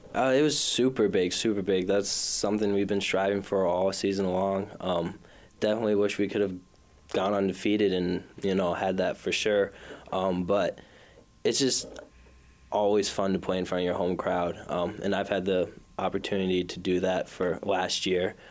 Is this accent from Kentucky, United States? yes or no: no; Minneapolis, Minnesota, United States; I am from South Minneapolis, so short drive here. Um, grew up in South Minneapolis.